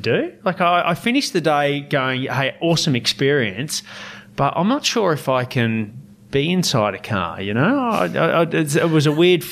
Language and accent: English; Victoria, Australia; I was a Victorian, so I was racing in my home state